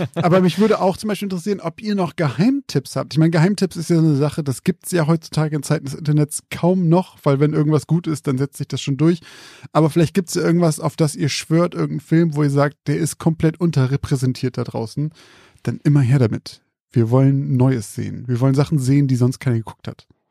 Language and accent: German; Zeven, Lower Saxony, Germany; mein Heimatort, Zeven